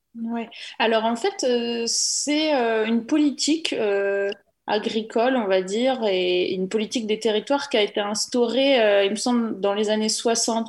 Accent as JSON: {"language": "French", "region": "Normandy", "country": "France", "tie": "born or raised there", "also_born_or_lived": "Paris", "moved": "yes", "said": "je viens de Normandie où j'ai grandi dans une ferme"}